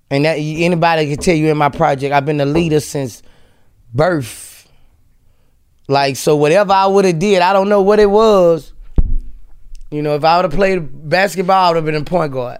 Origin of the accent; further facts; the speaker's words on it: Louisiana, United States; in Louisiana, like, I was raised there